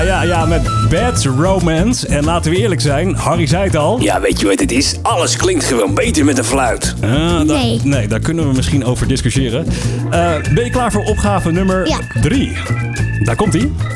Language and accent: Dutch; Netherlands; zijn wij als Nederlanders